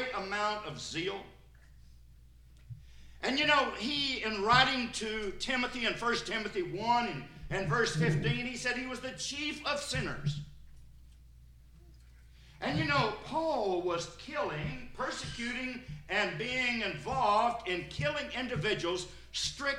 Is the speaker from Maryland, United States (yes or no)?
no; Sparta, Tennessee, United States; also born or lived in Cookeville, Tennessee; I'm from White County over in Sparta